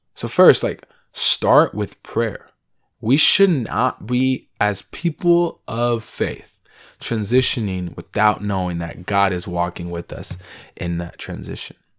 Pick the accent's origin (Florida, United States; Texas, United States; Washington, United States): Washington, United States; Seattle; I'm from Seattle